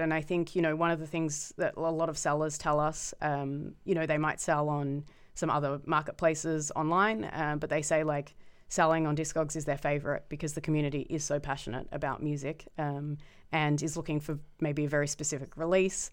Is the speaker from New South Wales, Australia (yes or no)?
no; Melbourne, Victoria, Australia; moved away as an adult; now in Amsterdam, Netherlands; growing up in Melbourne in the, like, nineties and early noughties